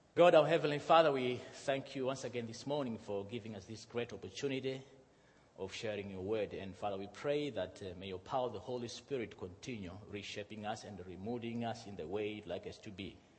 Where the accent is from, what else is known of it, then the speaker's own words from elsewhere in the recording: Malawi; moved away; also born or lived in Zimbabwe; I'm from Malawi. My father is from Zimbabwe. I was born in Zimbabwe, and uh, my mother is, is, uh, uh, is, from Malawi